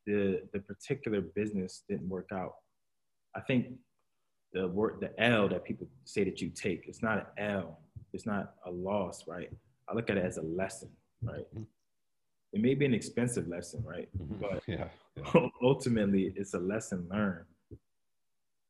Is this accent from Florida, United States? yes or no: no; Philadelphia, Pennsylvania, United States; We're all from Philly